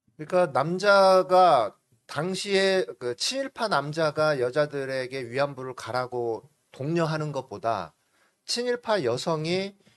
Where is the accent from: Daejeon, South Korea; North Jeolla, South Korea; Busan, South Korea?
North Jeolla, South Korea; Namwon; 저는 출신은 저 호남입니다. 음, 네. 남원이라고요.